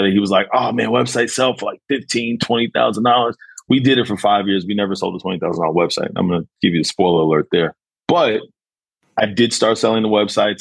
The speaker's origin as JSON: {"language": "English", "region": "New York", "country": "United States", "moved": "yes", "lives_now": "Houston, United States", "said": "I'm originally from New York"}